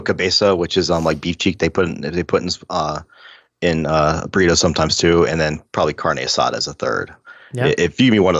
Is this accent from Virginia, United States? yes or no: yes; Virginia, United States; I grew up in Virginia with my German grandparents